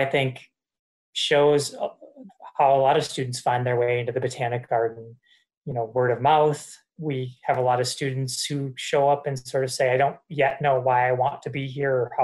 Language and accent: English; Wisconsin, United States; now in Florence, Massachusetts, United States; I'm actually from Wisconsin, you know, really grew up thinking that I would live in Wisconsin my entire life